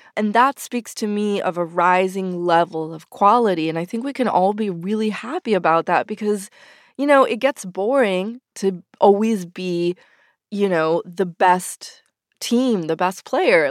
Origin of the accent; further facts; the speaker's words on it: Argentina; moved away; I myself am from Latin America, I'm from Argentina. And when I was a kid, I was forbidden from playing soccer.